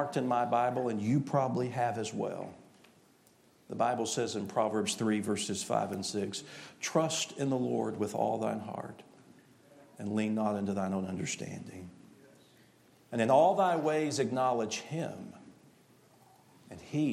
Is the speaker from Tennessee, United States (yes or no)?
yes; East Tennessee, United States; I am from East Tennessee